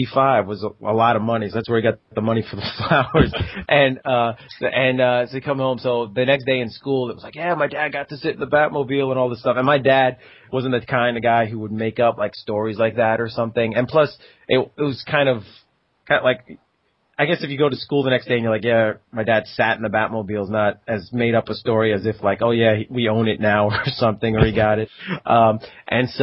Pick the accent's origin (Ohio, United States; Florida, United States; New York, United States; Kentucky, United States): New York, United States; Long Island; I grew up on Long Island in New York